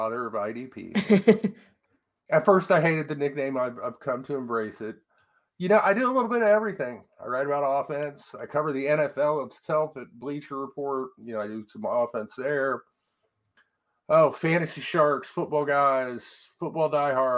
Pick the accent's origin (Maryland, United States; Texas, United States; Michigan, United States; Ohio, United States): Ohio, United States; Columbus; growing up in Columbus, Ohio